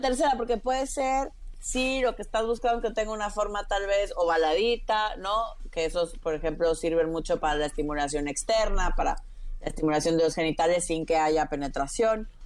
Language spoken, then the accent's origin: Spanish; Tabasco, Mexico; also born or lived in Mexico City; now in Florence, Italy; yo crecí en Tabasco